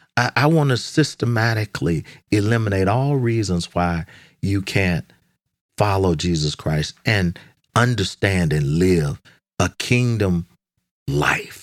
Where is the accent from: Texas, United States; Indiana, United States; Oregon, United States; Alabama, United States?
Texas, United States; Dallas; now in Washington, D.C., United States; growing up in Dallas